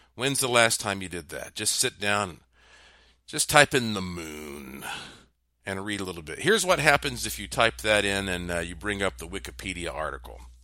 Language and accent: English; Asheville, North Carolina, United States; moved away; also born or lived in Puerto Rico; growing up in Asheville